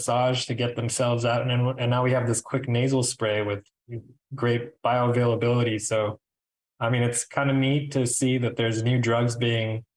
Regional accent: New York, United States; I was born in New York, but my parents came here as immigrants.

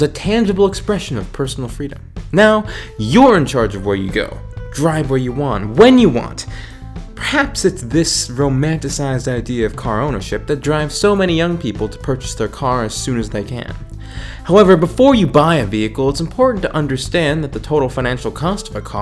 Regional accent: Virginia, United States; my home state of Virginia

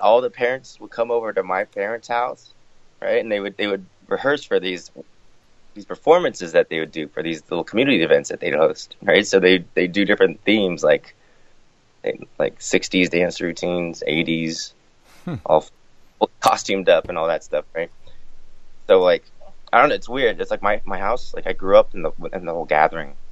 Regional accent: Florida, United States; I was born in Florida

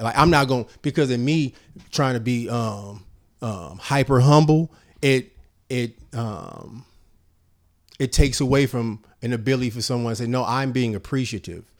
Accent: Richmond, California, United States; I'm from Parchester. I'm from Southside Richmond.

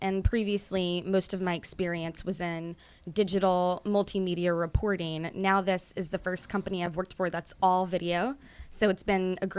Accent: Louisiana, United States; I am an Indian American from Louisiana

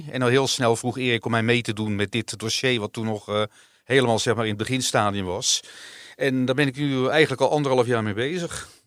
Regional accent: Netherlands; Dus ik ben gewoon een Nederlander en ik krijg mijn dividendbelasting, die kan ik terugkrijgen.

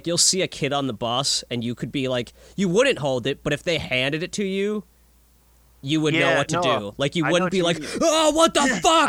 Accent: Minnesota, United States; I'm from Minnesota

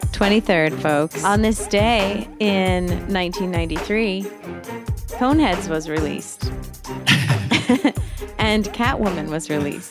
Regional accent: East Coast, United States; now in Los Angeles, United States; I come from the East Coast.

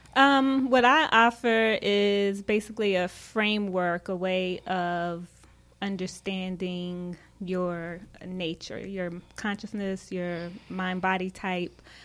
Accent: Charlotte, North Carolina, United States; moved away as an adult; also born or lived in Tampa, Florida / Washington, DC area; I'm originally from Charlotte

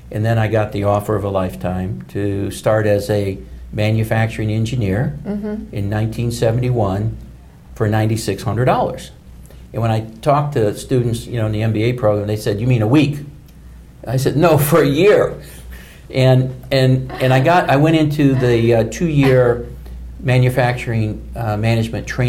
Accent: Louisville, Kentucky, United States; when I was growing up in Louisville

